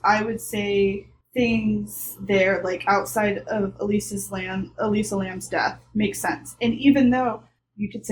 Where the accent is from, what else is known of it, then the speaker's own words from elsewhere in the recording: the South, United States; I grew up in the South